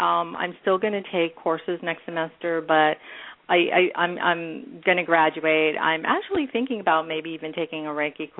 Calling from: San Francisco, California, United States; I'm calling from San Francisco area.

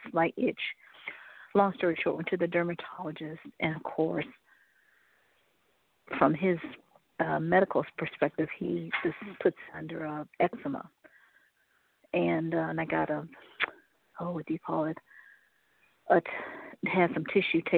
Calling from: Cleveland, Ohio, United States; I'm calling from Cleveland, Ohio.

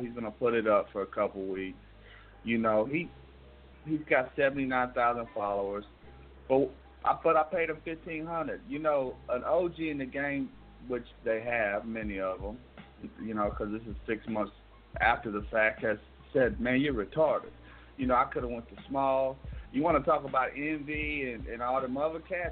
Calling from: Fayetteville, North Carolina, United States; I'm calling from Fayetteville, North Carolina.

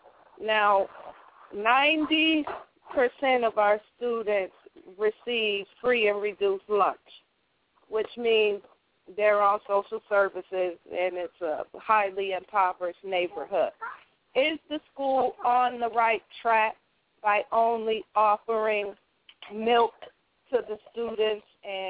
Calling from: Rochester, New York, United States; I'm calling from Rochester.

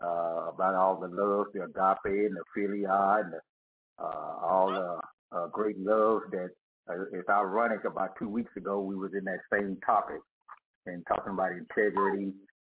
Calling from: Dallas, Texas, United States; I'm calling from Dallas, Texas

